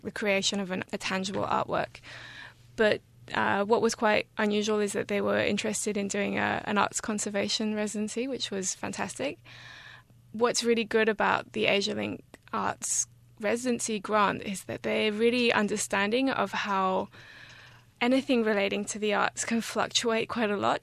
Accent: France; moved away; also born or lived in England / Australia / Taiwan; I was born in England and I grew up in France, and I've lived on and off in Australia, become Australian recently, in fact.

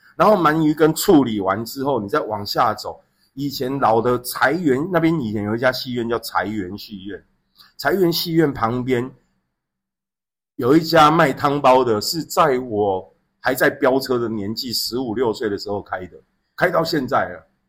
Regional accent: Xinzhuang, New Taipei, Taiwan; 我回到新庄那个地方，我从小在新庄长大，就我开始有自己的人生记忆开始就在新庄，在新庄有一条街叫中城街

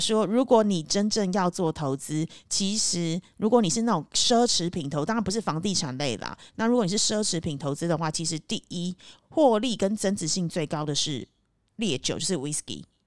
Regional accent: Taiwan; moved away; also born or lived in United Kingdom / Cambodia; 因为我以前小时候在台湾的时候

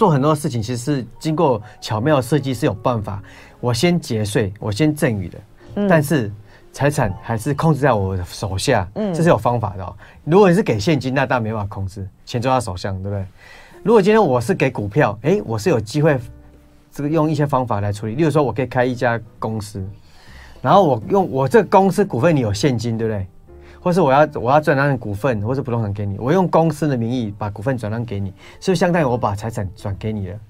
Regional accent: Taiwan; 我们台湾人就是这样子，

